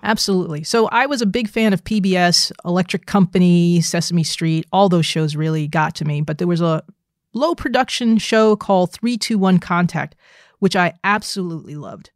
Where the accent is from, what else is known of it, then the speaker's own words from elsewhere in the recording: New Jersey, United States; I was a nerdy little African-American girl growing up in New Jersey